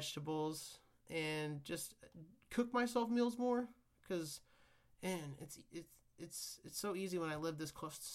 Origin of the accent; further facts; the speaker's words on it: Kansas, United States; where I grew up in Kansas